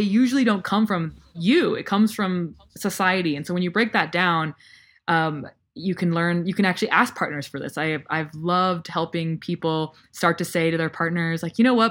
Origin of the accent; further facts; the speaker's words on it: United States; I still, like, grew up in the U S